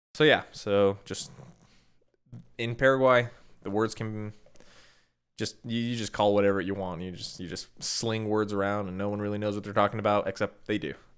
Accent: Midwest, United States; moved away; Where I'm from, where I grew up

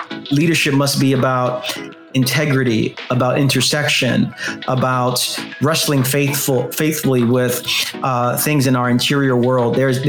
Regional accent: New York City, New York, United States; also born or lived in Queens, New York; I'm from Brooklyn, New York. I lived 34 years in Brooklyn and the past 7 years in Queens. So I'm as New York as you're going to get.

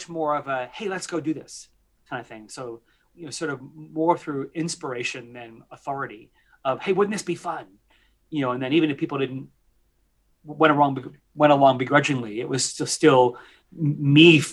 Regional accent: outside New York City, United States; I had the privilege of growing up outside New York City. And I'm a classic, you know, New York City Italian kid

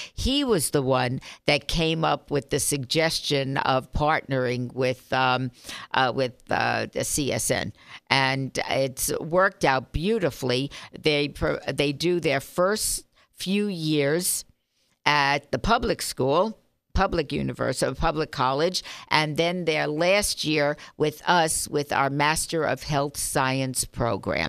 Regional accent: Las Vegas, Nevada, United States; I grew up here, as you know. My family's been here fifty-five years

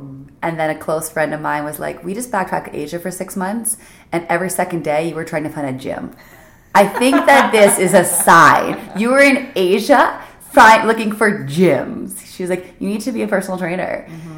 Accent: Nova Scotia, Canada; also born or lived in New Brunswick; Nova Scotia / New Brunswick.

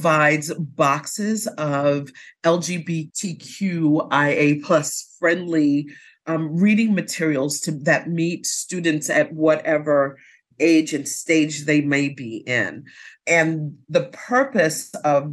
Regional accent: New York City, New York, United States; growing up in New York City and having lots of resources that were available to me

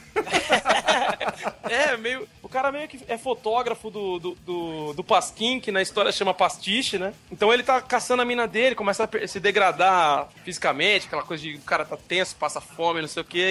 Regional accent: São Paulo, Brazil; Eu, eu sou da Zona Leste de São Paulo, que é como se fosse uma perifa braba daqui

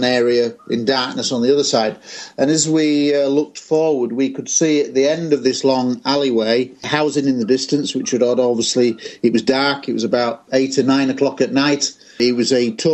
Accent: Scunthorpe, Yorkshire and the Humber, United Kingdom; I was aged 15 in my hometown of Scunthorpe in Lincolnshire in England

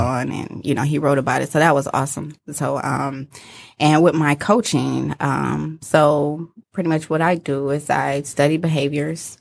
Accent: Detroit, Michigan, United States; I grew up in Detroit, uh, near Shane and ninety-four, so the east

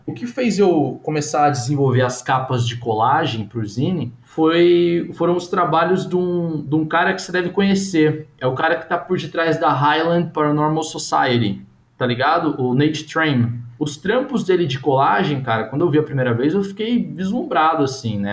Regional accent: Brazil; a gente é brasileiro

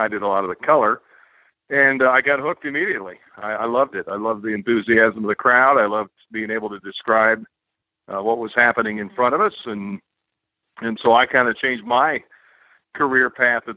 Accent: Champaign, Illinois, United States; also born or lived in Tolono, Illinois / Lynchburg, Virginia; I grew up in Champaign, Illinois

